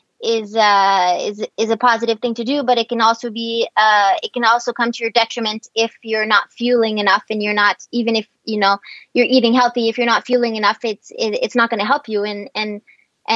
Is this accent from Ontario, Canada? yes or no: no; Quebec, Canada; I'm from Quebec